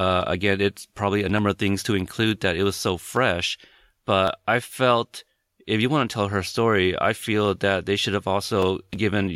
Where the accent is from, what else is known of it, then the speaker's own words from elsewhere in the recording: West Coast, United States; also born or lived in Corpus Christi, Texas; I'm from the West Coast